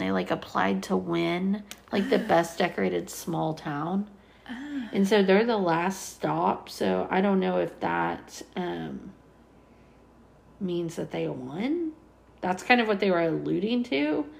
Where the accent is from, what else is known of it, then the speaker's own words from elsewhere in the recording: Sapulpa, Oklahoma, United States; the Today Show is coming to Sepulpa, our hometown.